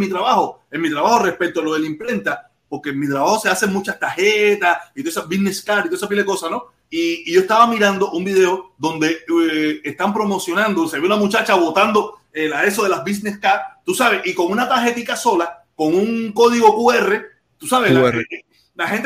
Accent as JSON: {"language": "Spanish", "country": "Cuba", "moved": "yes", "said": "teníamos, con la que era mi esposa, con la que yo vine de Cuba, tenía miles de, miles de fotos"}